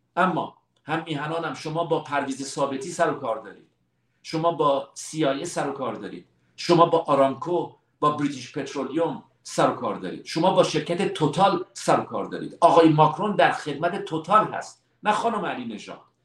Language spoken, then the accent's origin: Persian; Iran; moved away; also born or lived in Belgium / France / United States; من به عنوان یک ایرانی عاشق ایران هستم